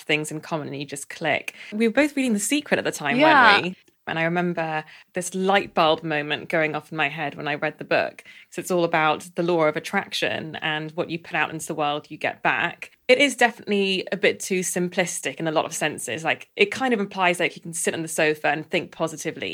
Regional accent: London, United Kingdom; I grew up in Southwest London and it's a very white area

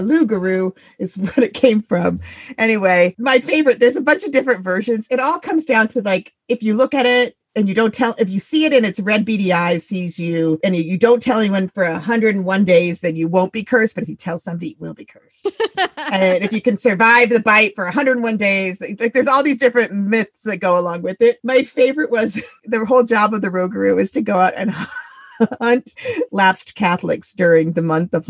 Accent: Midwest, United States; moved away as an adult; also born or lived in East Coast / overseas; now in New England, United States; You know, I live in New England. I grew up in the Midwest. I always spent my adult life on the East Coast or overseas.

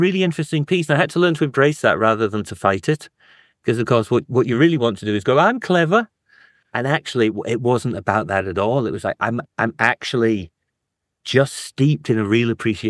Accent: North East England, United Kingdom; also born or lived in Germany / Africa; So I was born in Germany. We moved down to Africa when I was a kid. And then I was in the northeast of England.

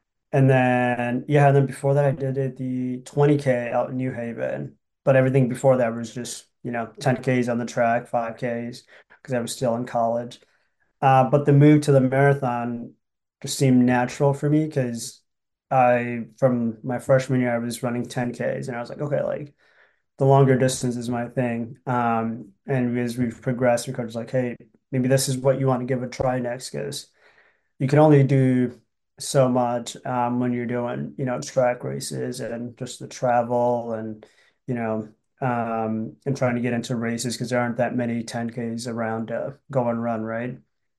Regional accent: Willmar, Minnesota, United States; Yep. Yeah. So I'm from Willmar.

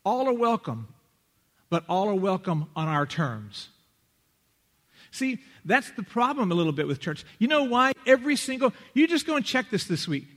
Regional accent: Lubbock, Texas, United States; born or raised there

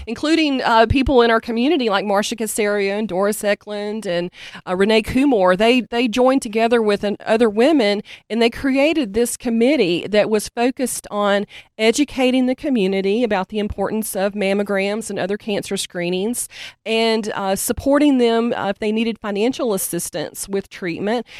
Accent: Hendersonville, North Carolina, United States; I'm from Hendersonville. I was actually born at Pardee

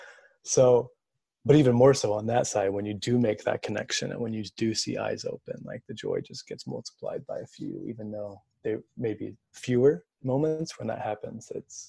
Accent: Texas, United States; moved away as an adult; also born or lived in Michigan / Louisville, Kentucky; at my church where I grew up in Texas. And I have four younger siblings too.

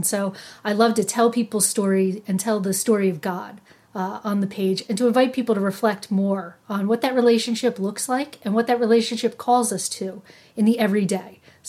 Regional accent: New Jersey, United States; accent: New Jersey / New York, long A's; moved away as an adult; also born or lived in Philadelphia; now in Boston, United States; I originally hail from New Jersey, which you can probably tell from my accent, long A's, just that New York, Philadelphia twang.

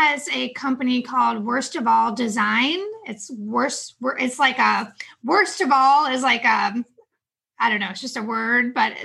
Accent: upstate New York, United States; now in Charlotte, United States; I'm originally from New York, upstate New York.

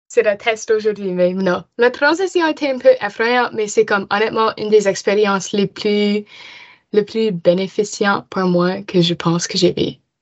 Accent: Dartmouth, Nova Scotia, Canada; French is a second language; viens de Halifax, mais plus spécifiquement Cole Harbor, à Dartmouth

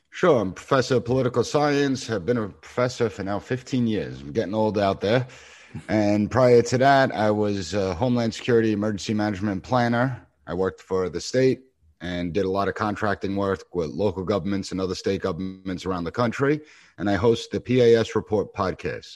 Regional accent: Long Island, New York, United States; I'm from the Long Island region

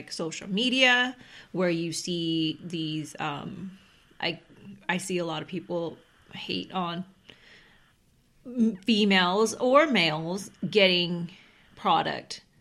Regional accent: California, United States; We're from California

